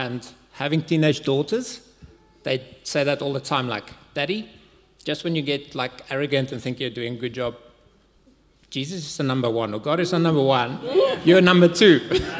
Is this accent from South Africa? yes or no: yes; Cape Town, Western Cape, South Africa; moved away as an adult; also born or lived in Amsterdam, Netherlands; now in Johannesburg, South Africa; I am from Cape Town